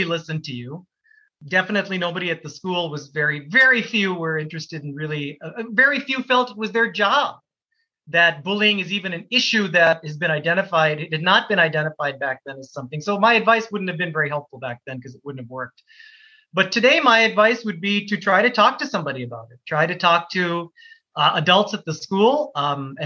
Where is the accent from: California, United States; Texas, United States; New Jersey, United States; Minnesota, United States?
Minnesota, United States; also born or lived in Canada; growing up where I grew up in Minnesota